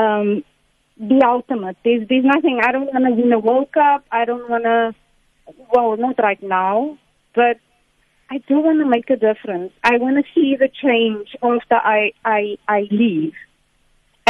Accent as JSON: {"language": "English", "country": "South Africa", "said": "I'm South African"}